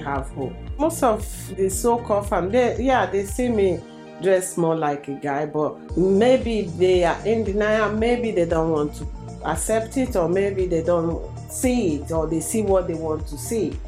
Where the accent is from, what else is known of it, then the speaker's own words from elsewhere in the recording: Nigeria; moved away as an adult; now in Slough, United Kingdom; I'm from Nigeria.